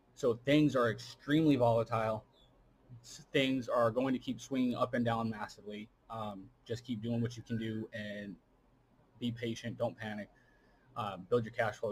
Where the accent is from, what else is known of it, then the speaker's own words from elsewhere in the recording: United States; as an American